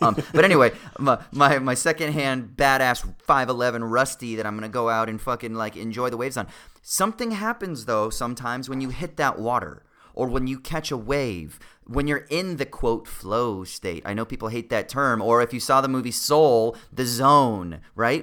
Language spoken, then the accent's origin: English; Southern California, United States; the thirty years or whatever of growing up in Southern California